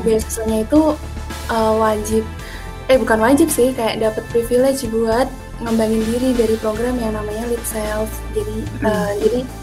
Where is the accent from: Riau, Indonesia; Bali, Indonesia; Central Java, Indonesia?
Central Java, Indonesia; Salatiga; asal aku dari Salatiga